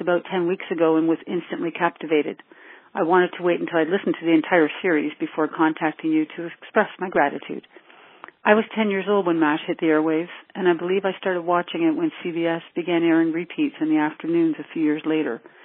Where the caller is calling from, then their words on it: New Brunswick, Canada; also born or lived in Toronto area; I'm calling you from New Brunswick, Canada.